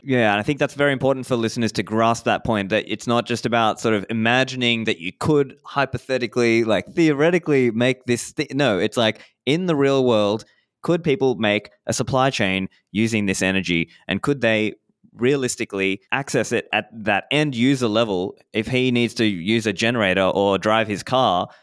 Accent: Sri Lanka; I was born in Sri Lanka

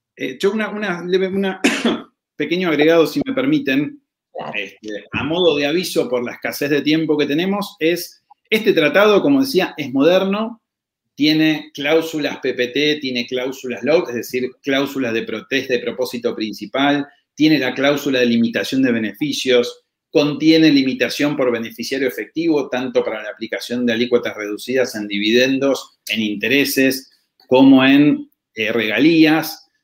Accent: Argentina; yo como residente argentino

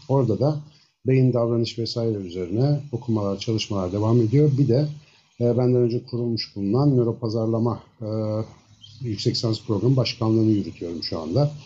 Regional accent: Ankara, Turkey; also born or lived in Samsun; 1972 Ankara doğumluyum. Bütün eğitim hayatım Hacettepe Biyoloji'den mezuniyete kadar Ankara'da geçti

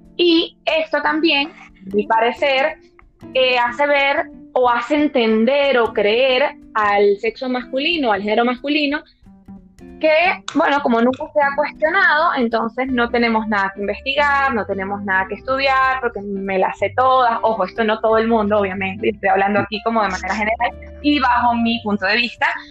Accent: Venezuela; now in Madrid, Spain; soy venezolana

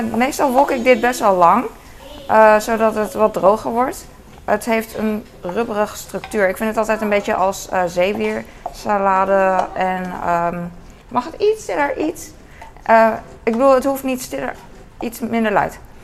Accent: Netherlands; als Nederlander

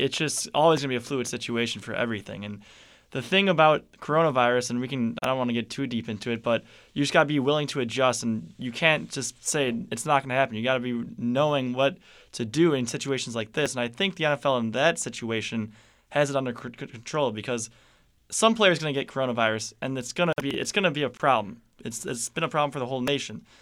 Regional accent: Chicago, Illinois, United States; I'm from Chicago.

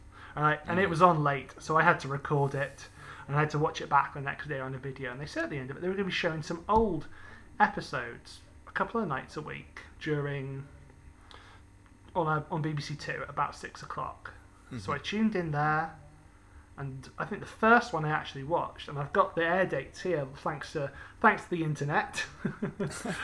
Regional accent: United Kingdom; growing up in Britain

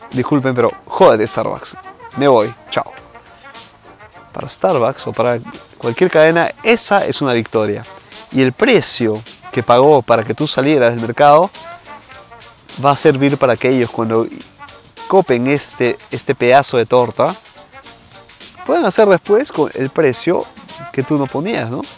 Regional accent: Peru; now in Italy; en mi país obviamente, ¿no? Eh, en Perú.

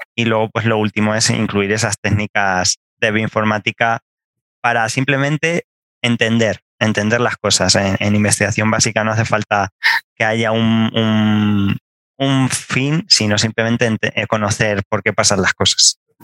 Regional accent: Castilla-La Mancha, Spain; moved away as an adult; also born or lived in northern Spain / Granada, Andalusia; hasta los 18 años vivía a una hora de Madrid. No, soy, de Madrid, soy de Castilla-La Mancha.

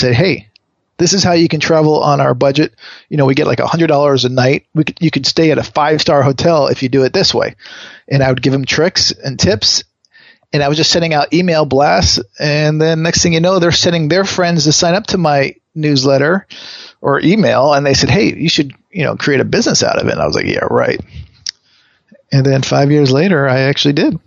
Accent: Connecticut, United States; now in Los Angeles, United States; I grew up in Connecticut

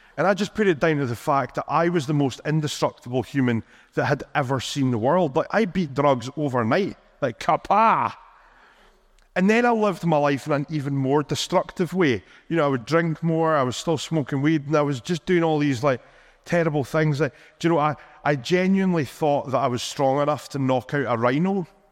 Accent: Rothes, Scotland, United Kingdom; now in Perth, United Kingdom; I grew up in a tiny little village called Rothes

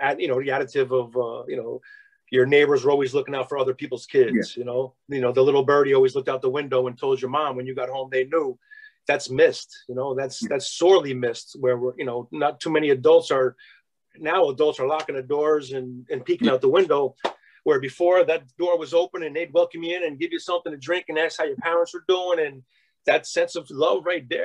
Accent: Albany, New York, United States; my area and growing up in Albany

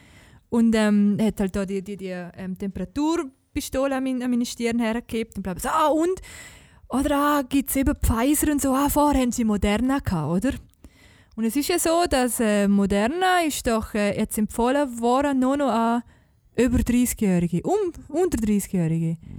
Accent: Liechtenstein; als Liechtensteiner

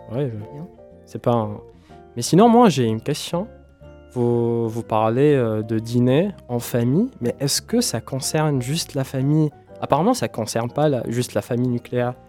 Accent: Tunisia; moved away; je viens de la Tunisie d'une famille bon, qui, bon, une musulmane

